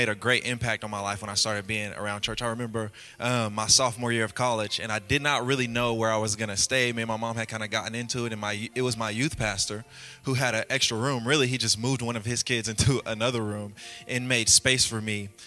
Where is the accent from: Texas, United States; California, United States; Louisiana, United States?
Louisiana, United States; I'm from Louisiana, and my mom raised me and my 8 other siblings